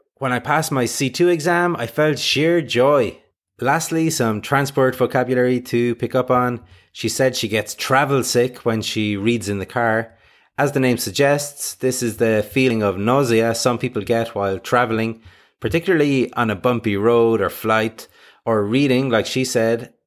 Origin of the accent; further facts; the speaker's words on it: Ireland; I'm from Ireland and say schedule